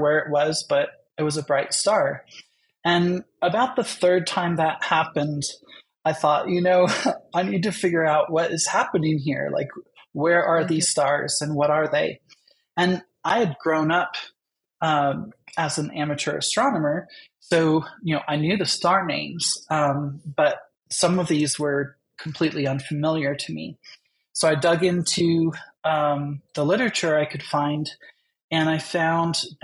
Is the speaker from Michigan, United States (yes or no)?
no; New Jersey, United States; I grew up in New Jersey.